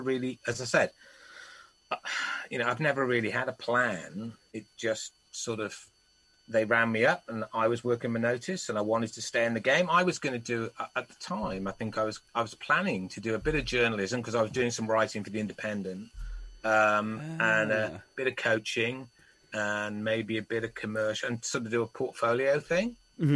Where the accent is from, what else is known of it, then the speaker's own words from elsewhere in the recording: Wales, United Kingdom; also born or lived in England; Born in England, only as a baby, raised entirely almost in Wales